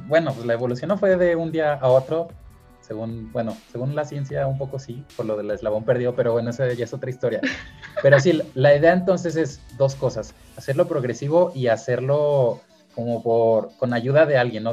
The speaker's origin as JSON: {"language": "Spanish", "country": "Mexico", "said": "un gran porcentaje de los hombres mexicanos que les gusta el fútbol, estamos frustrados"}